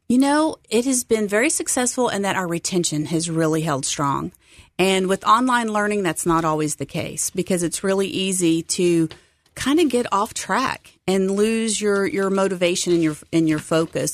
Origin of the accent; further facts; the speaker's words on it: Texas, United States; also born or lived in San Diego, California; now in Memphis, United States; I grew up in Texas